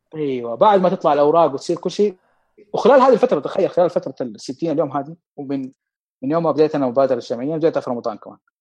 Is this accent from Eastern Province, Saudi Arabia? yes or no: no; Mecca, Makkah Province, Saudi Arabia; عندنا في مكه